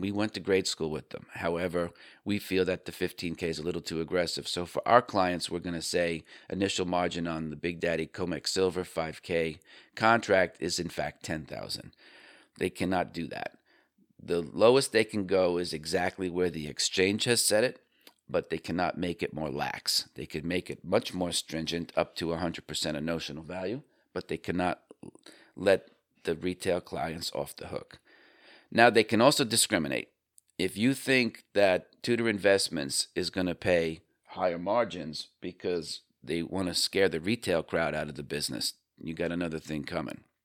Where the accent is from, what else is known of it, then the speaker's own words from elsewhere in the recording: Northeast, United States; I grew up in the Northeast.